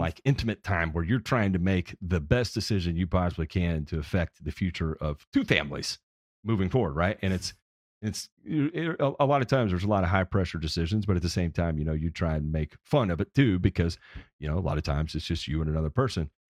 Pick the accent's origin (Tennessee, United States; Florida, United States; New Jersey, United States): Tennessee, United States; Memphis; I'm from Memphis